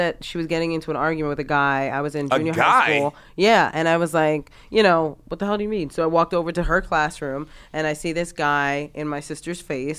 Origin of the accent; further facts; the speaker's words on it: New York City, New York, United States; I grew up in the South Bronx.